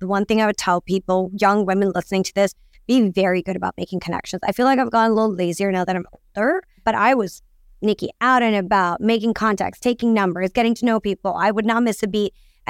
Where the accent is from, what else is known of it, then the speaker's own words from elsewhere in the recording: London, United Kingdom; so I grew up in London and I lived very close to Vogue House in London, Hanover Square. And honestly, I'm South Asian.